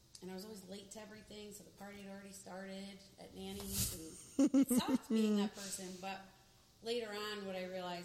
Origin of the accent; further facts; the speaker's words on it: Albany, New York, United States; I was raised in Albany my whole life